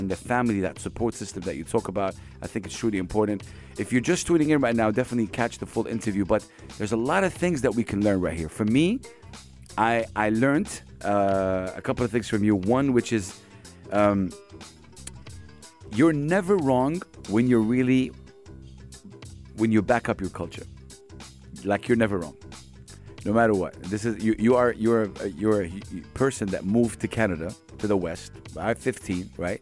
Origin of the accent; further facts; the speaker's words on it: Saudi Arabia; I come from Saudi Arabia